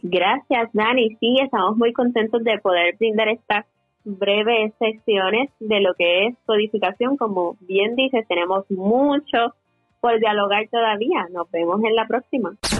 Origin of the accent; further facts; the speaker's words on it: Yabucoa, Puerto Rico; mi pueblo natal de Yabucoa